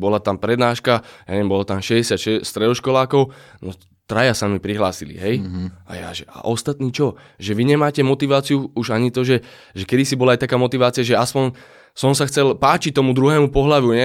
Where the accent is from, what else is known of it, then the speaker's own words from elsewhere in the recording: Slovakia; zo Slovenska